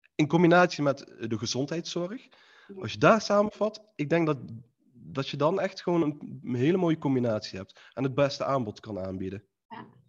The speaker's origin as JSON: {"language": "Dutch", "town": "Eindhoven", "region": "North Brabant", "country": "Netherlands", "said": "ik kom uit Eindhoven, Philips"}